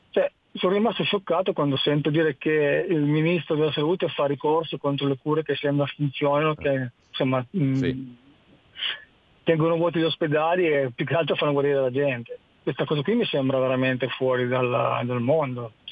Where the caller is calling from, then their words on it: Brescia, Lombardy, Italy; Pronto? Buongiorno, siamo da Brescia.